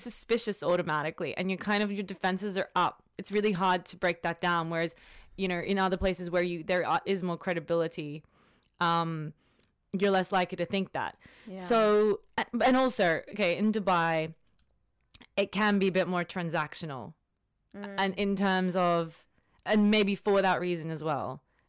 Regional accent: Australia; also born or lived in London, United Kingdom; I came from Australia, but I've worked in London as well.

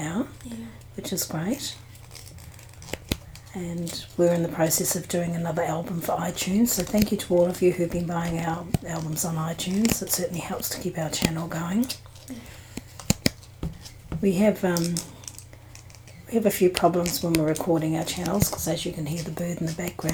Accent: Waiheke Island, Auckland, New Zealand; now in Australia; I grew up on Waiheke Island

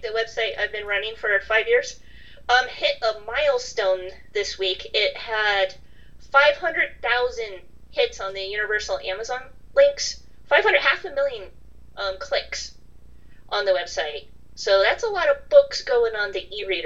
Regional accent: California, United States; being a Californian

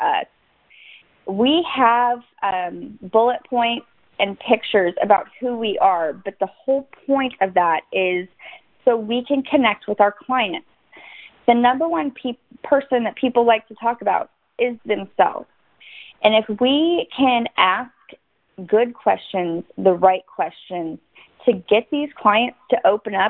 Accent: Dallas, Texas, United States; I am from the Dallas area

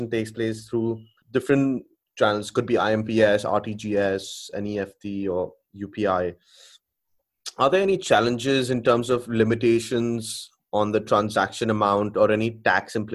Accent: India; so I come from India as well

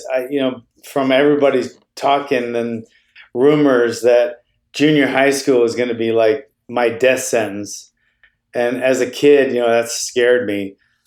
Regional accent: Honolulu, Hawaii, United States; Yeah, it wasn't fun then. It's a pretty rough place. Honolulu, Hawaii was a rough place back in the, you know, early 70s.

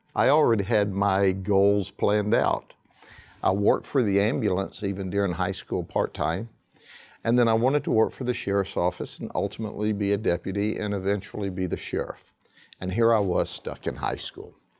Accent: Lakeland, Florida, United States; I was born and raised in Polk County and specifically in Lakeland

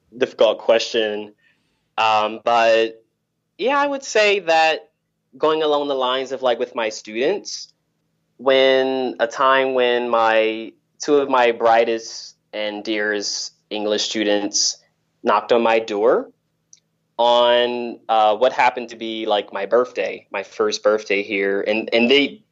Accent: Delaware, United States; moved away as an adult; also born or lived in Macedonia; now in North Macedonia; in my hometown, which is Delaware

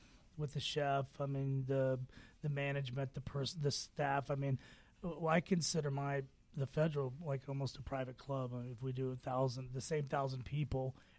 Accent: Oklahoma, United States; also born or lived in Belgium / France; now in Atlanta, United States; I grew up in Oklahoma, and I didn't have much of a culinary tradition in my family, but I was fortunate enough to travel to Europe, and I lived in Belgium, and I lived in France

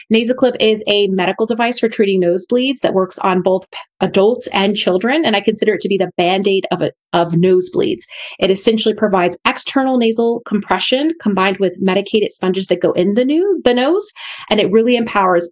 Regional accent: Denver, Colorado, United States; moved away as an adult; also born or lived in Durham, North Carolina; I was born and raised in Denver, Colorado

